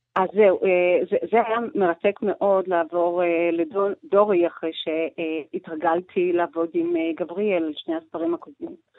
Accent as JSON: {"language": "Hebrew", "country": "Georgia", "tie": "born or raised there", "moved": "yes", "lives_now": "Israel", "said": "אני לא נולדתי בארץ, אני נולדתי בגיאורגיה, כן. ושם היה לי בית פרטי, שגרתי בו, ופתאום אה, אני עוזבת את הבית הזה ולא חוזרת אליו"}